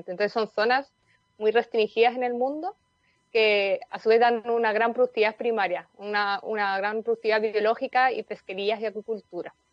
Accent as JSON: {"language": "Spanish", "town": "Madrid", "region": "Community of Madrid", "country": "Spain", "moved": "as an adult", "lives_now": "Coquimbo, Chile", "said": "Soy de España originalmente, de Madrid, pero la verdad que he vivido en muchas zonas del mundo antes de llegar a Chile y ya llevo viviendo aquí siete años, casi ocho."}